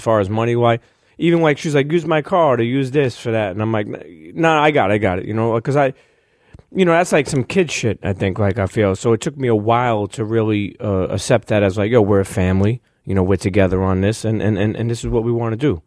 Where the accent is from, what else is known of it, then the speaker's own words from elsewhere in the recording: Brooklyn, New York, United States; I come from Brooklyn